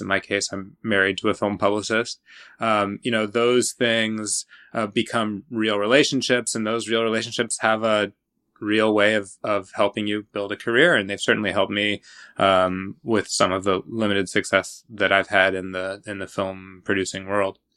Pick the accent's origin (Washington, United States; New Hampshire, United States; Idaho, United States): Washington, United States; Washington State outside of Seattle, United States; I grew up in Washington State outside of Seattle